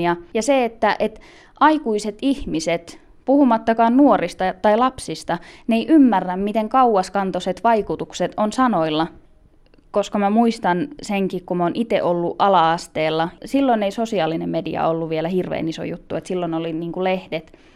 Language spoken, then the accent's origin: Finnish; Finland; mä elän niin kuin kuka tahansa muu suomalainen